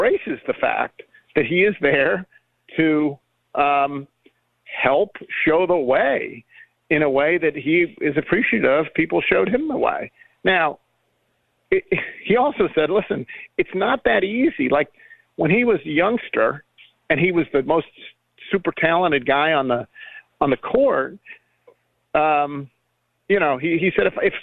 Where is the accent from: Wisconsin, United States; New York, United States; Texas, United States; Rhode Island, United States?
New York, United States; Buffalo; I grew up in Buffalo where we don't have storybooks